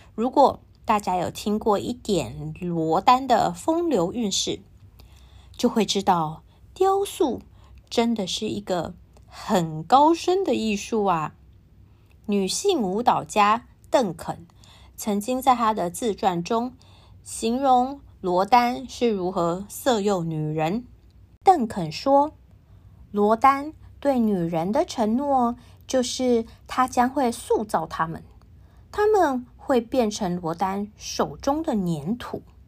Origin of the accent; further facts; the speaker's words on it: Taiwan; 我是台湾人